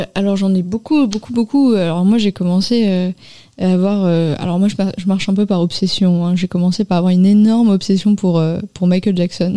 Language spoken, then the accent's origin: French; Paris, Île-de-France, France; now in Nanterre, France; J'ai grandi à Paris